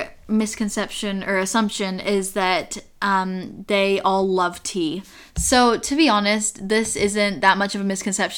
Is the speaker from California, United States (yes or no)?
no; Utah, United States; now in Oxford, United Kingdom; whenever I tell people I'm from Utah